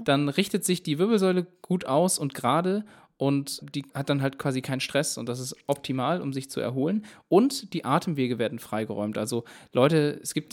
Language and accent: German; Baden-Württemberg, Germany; moved away; ich komme ja eigentlich ursprünglich aus Baden-Württemberg